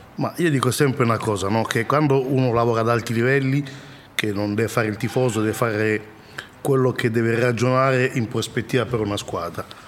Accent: DR Congo; now in Italy; Repubblica Democratica del Congo, mio paese d'origine

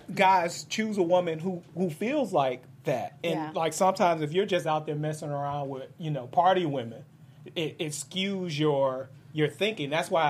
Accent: Detroit, Michigan, United States; I am from Detroit

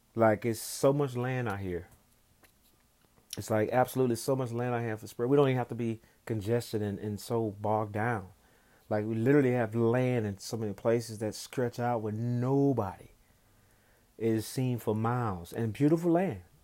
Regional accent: the South, United States; growing up in the South

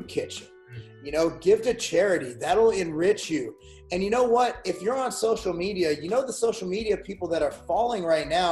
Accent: United States; I speak as an American

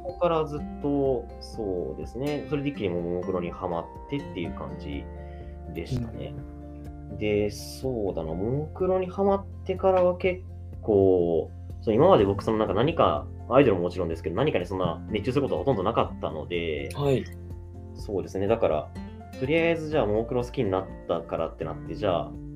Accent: Shizuoka, Japan; あ僕その出身静岡で

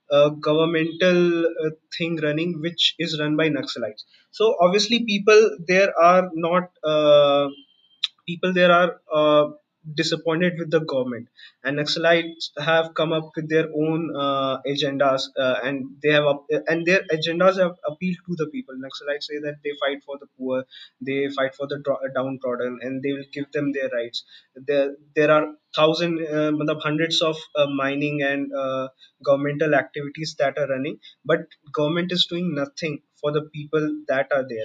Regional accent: Dantewada, Chhattisgarh, India; moved away as an adult; also born or lived in Bilaspur, Chhattisgarh; Bilaspur is my native place. Dante Dantewada is the place where I grew up.

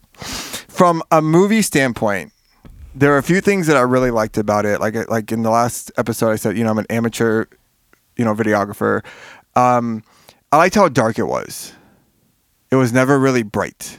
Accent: Miami, Florida, United States; I'm from Miami. We didn't grow up with coats

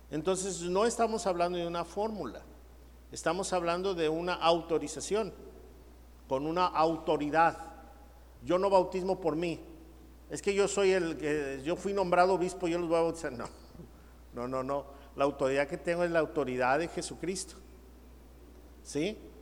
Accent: Mexico; nosotros en México bautizas al niño

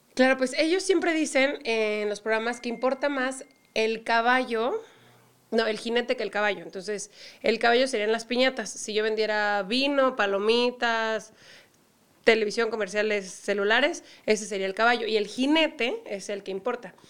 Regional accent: Mexico; also born or lived in Europe; me decían en Europa que yo no era mexicana y eso me molestaba mucho

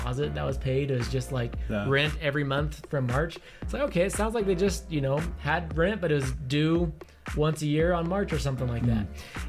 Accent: Ohio, United States; born there; also born or lived in Utah; I was born in Ohio. I went to a lot of different schools, a lot of different high schools, and graduated in Utah.

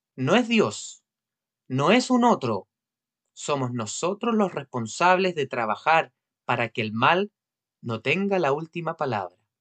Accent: Chile; como chilenos

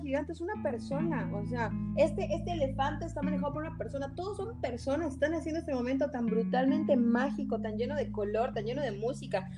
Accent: Yucatán, Mexico; soy yucateca

